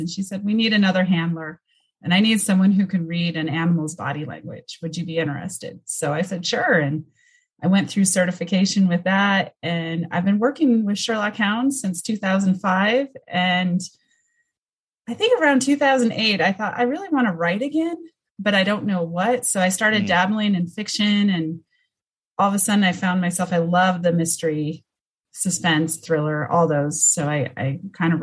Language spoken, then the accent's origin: English; Colorado, United States; I grew up in Colorado